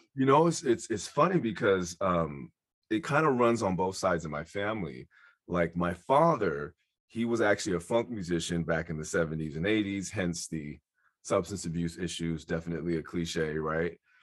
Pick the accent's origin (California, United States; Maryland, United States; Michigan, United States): California, United States; San Francisco; I am born and raised in San Francisco, California. I grew up in the Mission District